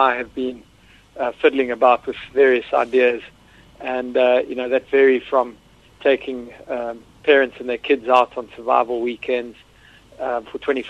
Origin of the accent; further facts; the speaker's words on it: Eastern Cape, South Africa; accent: South African; moved away as an adult; now in London, United Kingdom; I grew up in South Africa. I've lived in the UK now for 12 years